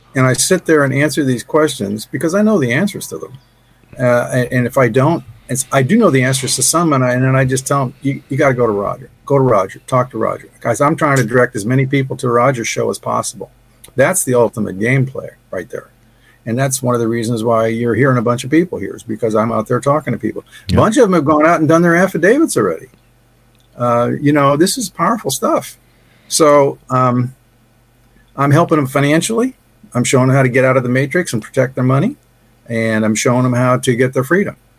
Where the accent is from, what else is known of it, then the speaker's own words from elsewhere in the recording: Ohio, United States; I was born in 1948 in Ohio